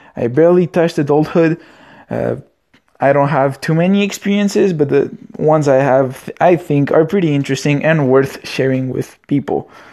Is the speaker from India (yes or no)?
no; Romania; English is a second language; now in Canada; I am Romanian